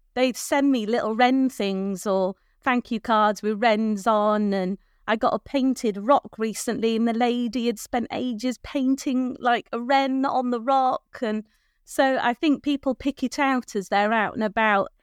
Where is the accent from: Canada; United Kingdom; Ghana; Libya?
United Kingdom; North Wales; moved away as an adult; now in Birchington, United Kingdom; I was born and brought up in North Wales